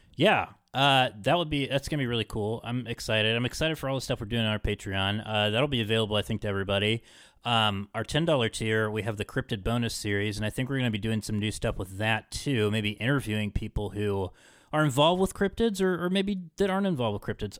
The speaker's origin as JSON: {"language": "English", "town": "Parkersburg", "region": "West Virginia", "country": "United States", "tie": "born or raised there", "said": "growing up in Parkersburg"}